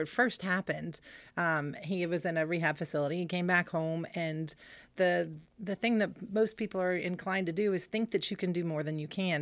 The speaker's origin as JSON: {"language": "English", "area": "Stonebrook", "region": "Virginia", "country": "United States", "tie": "born or raised there", "also_born_or_lived": "Stephens City", "said": "I grew up in Stonebrook."}